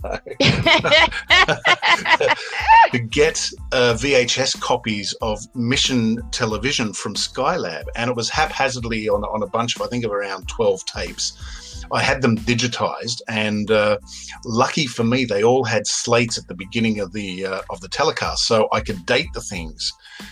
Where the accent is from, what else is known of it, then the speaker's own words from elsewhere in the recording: Western Australia, Australia; there's me, who grew up as an Australian